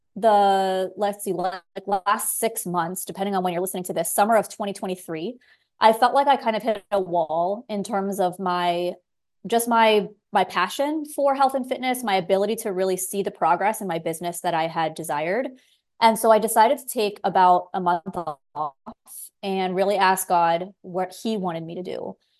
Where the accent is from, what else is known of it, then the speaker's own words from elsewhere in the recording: South Florida, United States; moved away as an adult; also born or lived in San Diego, California / Los Angeles, California; now in Belize; I grew up in South Florida